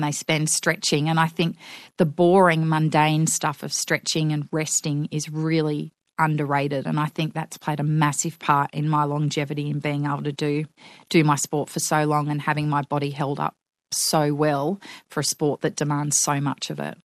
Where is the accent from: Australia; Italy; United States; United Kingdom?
Australia; Newcastle, New South Wales; Yes, I grew up in Newcastle on the western shores of Lake Macquarie.